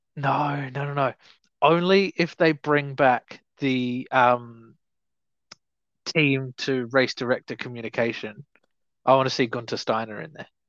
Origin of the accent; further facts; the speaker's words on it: Australia; especially not as an Australian